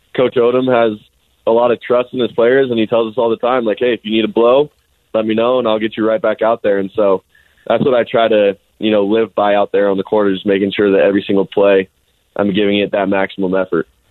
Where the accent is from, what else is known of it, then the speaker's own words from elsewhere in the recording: Alpine, Utah, United States; also born or lived in Highland, Utah; most of the time I tell people I'm from Alpine because every time I told somebody I'm from Highland they asked me about rugby